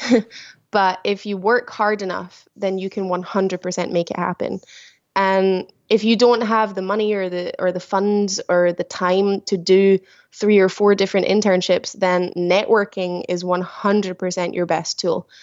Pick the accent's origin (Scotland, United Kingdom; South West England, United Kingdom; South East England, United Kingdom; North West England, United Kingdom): Scotland, United Kingdom; small village just outside Glasgow; moved away as an adult; now in Antibes, France; a very small village. Um, just outside of the main city of Glasgow. I live a very small countryside farmer village, uh, yeah, where I grew up.